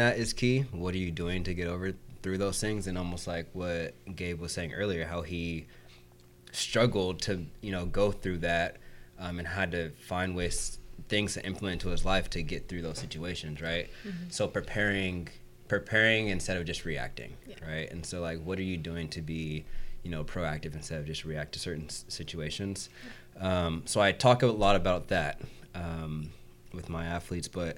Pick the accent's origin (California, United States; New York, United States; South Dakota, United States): California, United States; Southern; now in Orlando, United States; that's where I live right now. I'm from Southern California